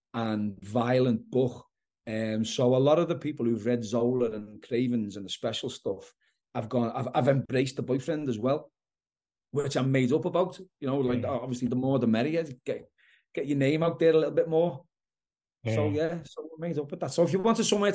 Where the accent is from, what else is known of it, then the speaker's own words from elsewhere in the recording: Liverpool, North West England, United Kingdom; I'm from Liverpool in the UK